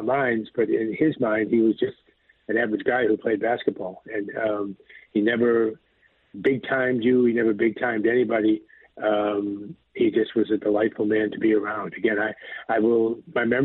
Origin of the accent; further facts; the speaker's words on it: Boston, Massachusetts, United States; grew up in Dorchester, obviously, so I was a Celtic fan my whole life